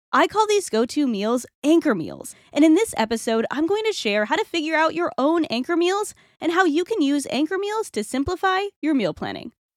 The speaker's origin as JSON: {"language": "English", "region": "Rhode Island", "country": "United States", "said": "I'm from Rhode Island"}